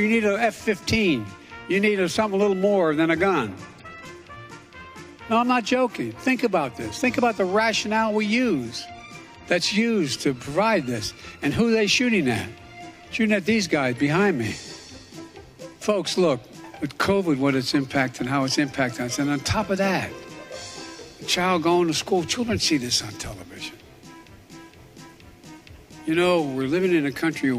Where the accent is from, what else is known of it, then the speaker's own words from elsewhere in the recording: Scranton, Pennsylvania, United States; moved away; also born or lived in Delaware; growing up in Scranton